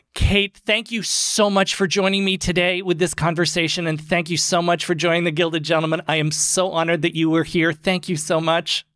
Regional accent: Maine, United States; we are from Maine.

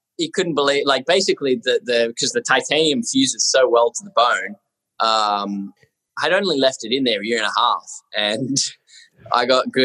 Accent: Australia; accent: Aussie; now in Spain

